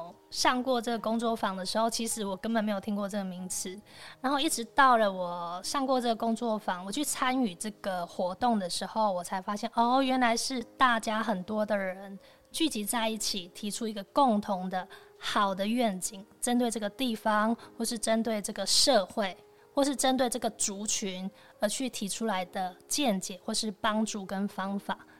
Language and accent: Chinese; Kaohsiung, Taiwan; moved away as an adult; now in Taoyuan, Taiwan; 其实我是高雄人，我是北漂来到桃园三年的新住民